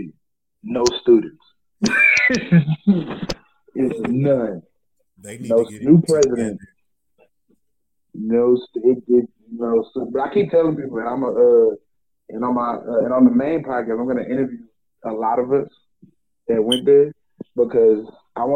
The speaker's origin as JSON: {"language": "English", "town": "Port Arthur", "region": "Texas", "country": "United States", "said": "I'm from Port Arthur"}